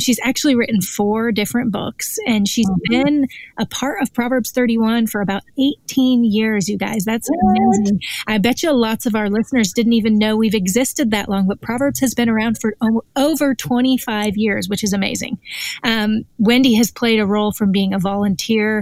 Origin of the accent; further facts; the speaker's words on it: Northwest, United States; I grew up in the Northwest